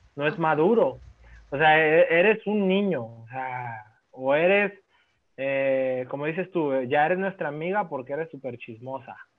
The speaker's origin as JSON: {"language": "Spanish", "country": "Mexico", "said": "como buen mexicano que soy"}